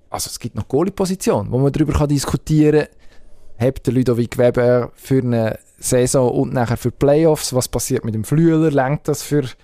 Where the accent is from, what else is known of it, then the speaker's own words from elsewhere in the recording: Zurich, Switzerland; Und als Zürcher würde ich jetzt zum Beispiel fragen, ja, Spitzenspiel geht es eigentlich noch.